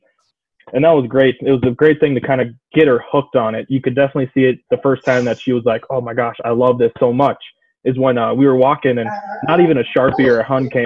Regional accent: Midwest, United States; we're both from the Midwest

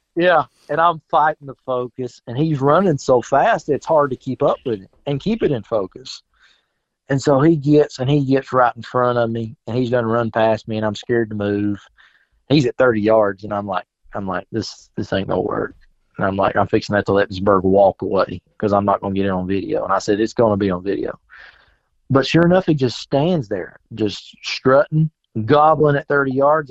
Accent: South Carolina, United States; born or raised there; moved away as an adult

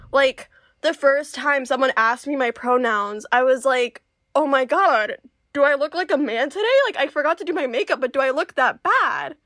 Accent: Central Florida, United States; born or raised there; also born or lived in Peru

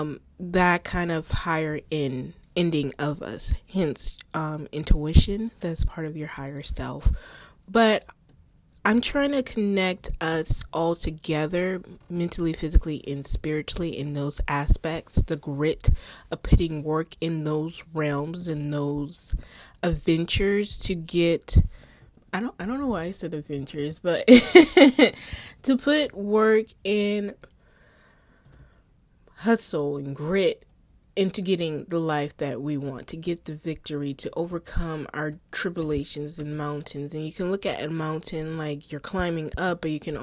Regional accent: Charleston, South Carolina, United States; born and raised in Charleston, South Carolina.

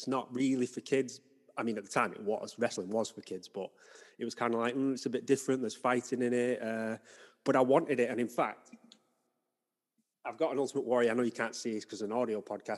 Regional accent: Wigan, North West England, United Kingdom; now in Salford, United Kingdom; I grew up in Wigan, which is sort of just outside Manchester.

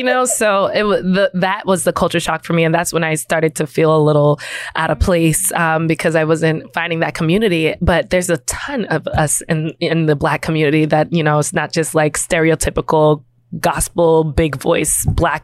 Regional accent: Huntington, New York, United States; I grew up in Huntington, Long Island, which was predominantly white

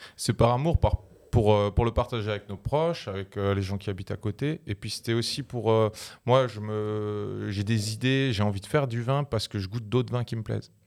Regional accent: Alsace, Grand Est, France; Je suis vigneron, je viens d'Alsace

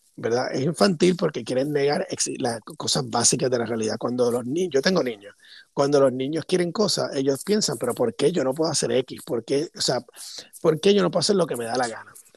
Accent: Puerto Rico; cuando era niño en Puerto Rico

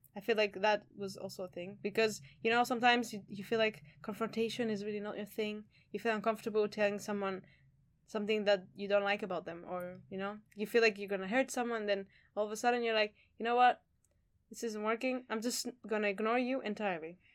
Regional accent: Greece; moved away; I'm from Greece

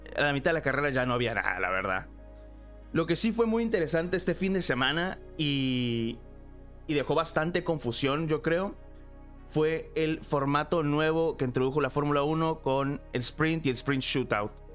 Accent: Mexico; now in Los Angeles, United States; yo nací en México. Actualmente estoy viviendo en Los Ángeles

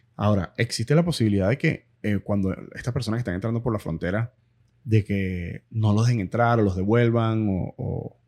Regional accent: Venezuela; also born or lived in Miramar / Pembroke Pines / Doral; now in Miami, United States; nosotros como venezolanos

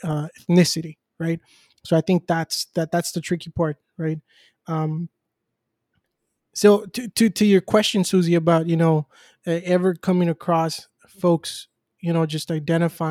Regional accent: United States; I'm somebody who was born in the U.S.

